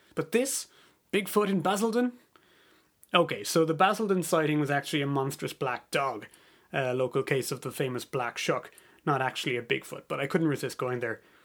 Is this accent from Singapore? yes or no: no; Ireland; moved away as an adult; also born or lived in United States / Canada; I'm Irish, but I've spent a bit of time living in America and Canada